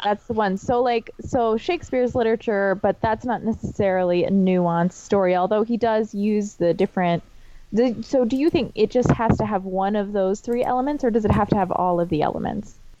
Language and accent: English; New Hampshire, United States; I'm from New Hampshire